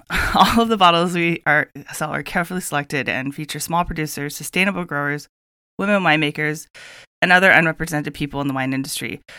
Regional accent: Santa Barbara, California, United States; Growing up in Santa Barbara

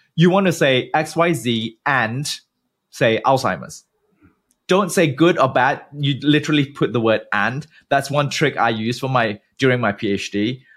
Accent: Malaysia; moved away as an adult; also born or lived in United Kingdom / New York, United States / New Jersey, United States / Germany; originally I'm from Malaysia, born and bred. I didn't leave the country until I was twenty

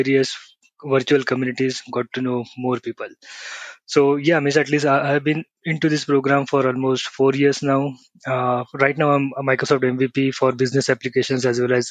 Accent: Pune, Maharashtra, India; I'm from Pune, India

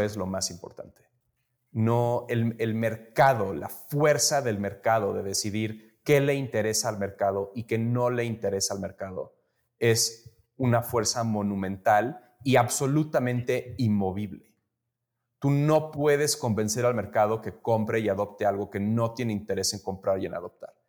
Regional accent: Mexico City, Mexico; moved away as an adult; also born or lived in United States; yo, soy mexicano, yo nací crecí aquí en la Ciudad de México, pero me fui a estudiar

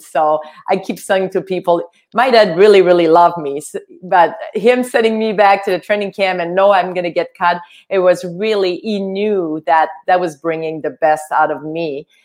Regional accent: Quebec, Canada; English is a second language; moved away as an adult; also born or lived in United States; I was from Quebec. Uh, we only had French TV

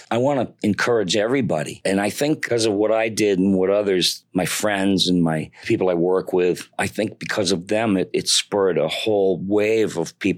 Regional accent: Detroit, Michigan, United States; when I was uh, growing up in Detroit, Michigan, there were Warner Brothers cartoons on TV

